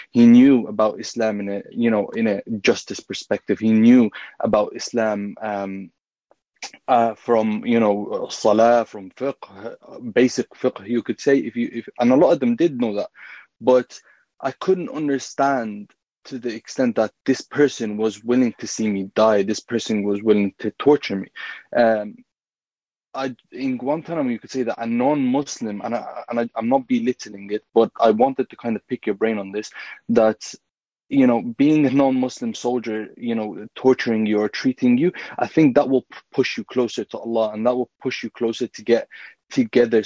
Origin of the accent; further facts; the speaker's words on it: Ireland; also born or lived in Egypt; I was born and raised in Ireland